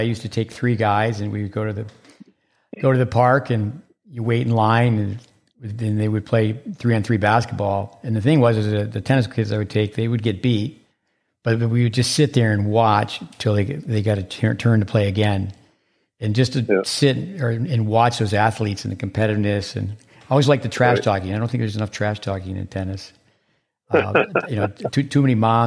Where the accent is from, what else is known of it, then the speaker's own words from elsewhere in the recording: Northeast, United States; I'm from the Northeast